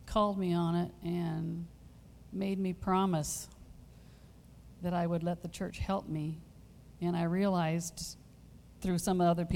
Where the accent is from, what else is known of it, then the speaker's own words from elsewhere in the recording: the Northwest, Washington, United States; moved away as an adult; now in Arizona, United States; I'm from the Northwest, and it's damp up there